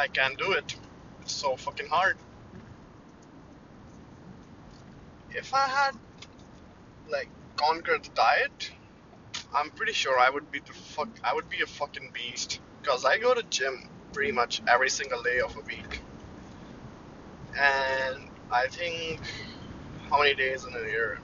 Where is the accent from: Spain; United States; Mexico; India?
India; moved away as an adult; now in Canada; I'm Indian